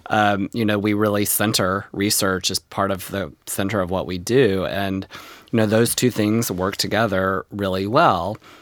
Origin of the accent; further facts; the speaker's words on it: North Texas, United States; moved away; when I was growing up in North Texas on the plains